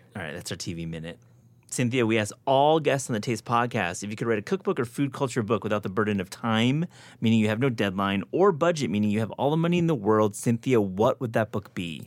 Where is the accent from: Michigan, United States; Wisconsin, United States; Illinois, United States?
Michigan, United States; near Grand Rapids; born or raised there